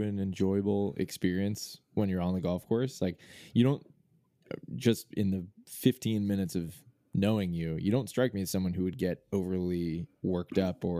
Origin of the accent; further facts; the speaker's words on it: Boston, Massachusetts, United States; moved away; also born or lived in Portland; growing up in Boston